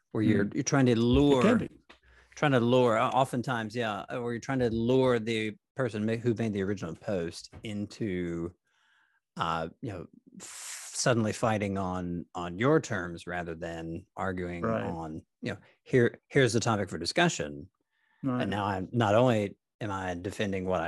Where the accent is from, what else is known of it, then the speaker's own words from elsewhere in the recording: Nashville, Tennessee, United States; growing up in Nashville